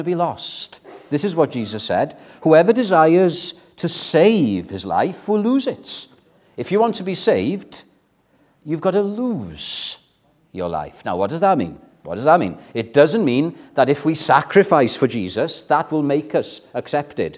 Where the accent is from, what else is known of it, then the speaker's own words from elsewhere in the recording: Welsh, Wales, United Kingdom; I'm Welsh